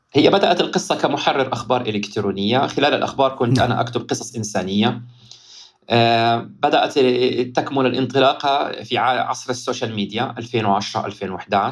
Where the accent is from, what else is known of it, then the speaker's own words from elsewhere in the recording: Gaza, Gaza Strip, Palestine; also born or lived in Riyadh, Saudi Arabia / Ashdod (ancestral town); ولدت في الرياض عشت في الرياض تقريبا أربع خمس سنوات ثم بعد أن اكتفى والدي من العمل في الخارج لمدة 14 سنة فأكثر أو 20 سنة مع الدراسة عدنا إلى الوطن فلسطين وتحديدا مدينة غزة